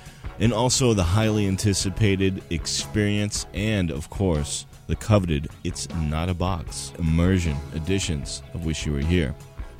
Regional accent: Boston, Massachusetts, United States; from my hometown Boston

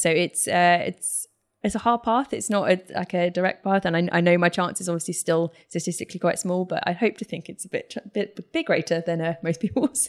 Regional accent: United Kingdom; being British

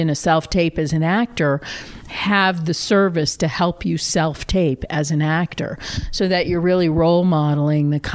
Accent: Randolph, Massachusetts, United States; I grew up on the South Shore of Boston in a small town called Randolph, Mass.

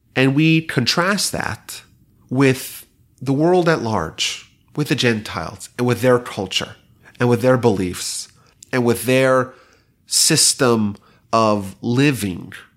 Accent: New York, United States; now in Houston, United States; I remember growing up in New York

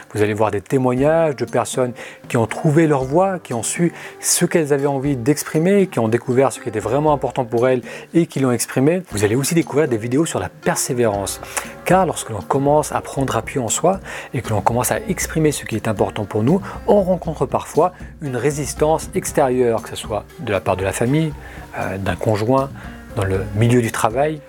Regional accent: France; moved away as an adult; also born or lived in Beirut, Lebanon / Italy / United States / Middle East; Je suis né au Liban, mais je suis venu très jeune en France

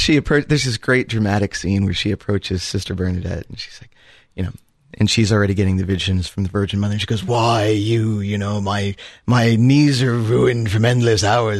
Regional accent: Columbus, Ohio, United States; from the Great Diocese of Columbus, Ohio.

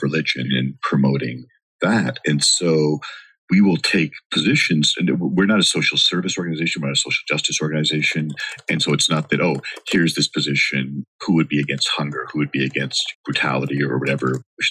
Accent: Canada; moved away as an adult; now in Los Angeles, United States; I grew up in Canada

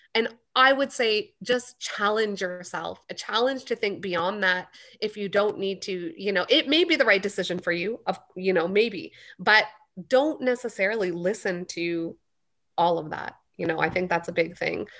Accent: Canada; I was born and raised in Canada

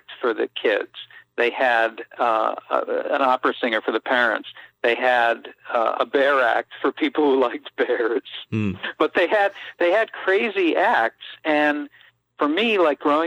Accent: Boston, Massachusetts, United States; I grew up in Dorchester in the 60s and early 70s

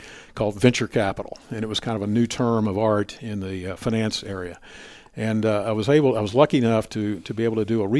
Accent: Shreveport, Louisiana, United States; moved away as an adult; also born or lived in California; now in Dallas, United States; I was born in California and was actually adopted by parents in Shreveport, Louisiana. So I grew up in Shreveport

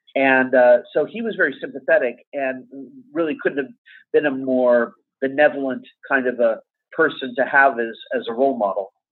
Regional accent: Beverly Hills, California, United States; I grew up in Beverly Hills

